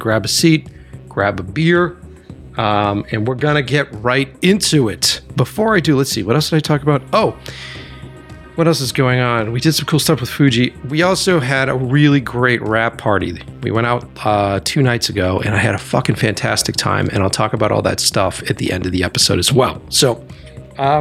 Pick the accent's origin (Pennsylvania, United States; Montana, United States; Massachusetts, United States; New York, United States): Massachusetts, United States; Framingham; also born or lived in Brighton, Boston / Watertown; born in Brighton, and then I grew up, went to school in Framingham, and then I lived in Watertown for years.